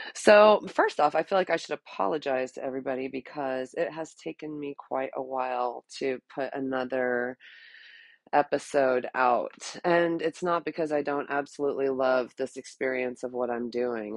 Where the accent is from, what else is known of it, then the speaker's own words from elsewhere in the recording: Texas, United States; ever since I was a teeny tiny little girl growing up in Texas.